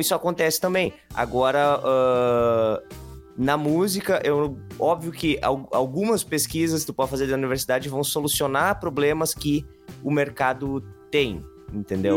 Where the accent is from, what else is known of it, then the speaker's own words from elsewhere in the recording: interior of Rio Grande do Sul, Brazil; aqui no Rio Grande do Sul, ali no interior de onde eu nasci, lá na campanha